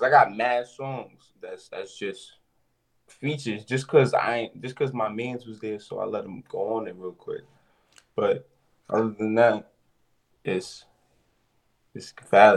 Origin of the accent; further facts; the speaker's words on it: New York City, New York, United States; I'm from the Bronx uptown